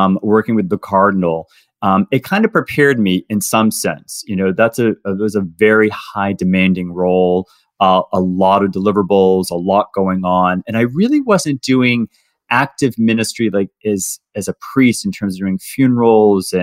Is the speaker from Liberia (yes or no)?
no; Boston, Massachusetts, United States; also born or lived in Ohio; I'm from Boston, Massachusetts, originally. That's where I was born and raised.